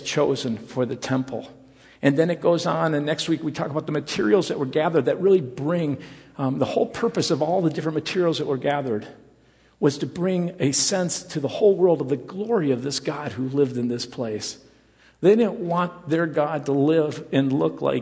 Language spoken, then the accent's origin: English; Rockford, Illinois, United States; I grew up in the Rockford area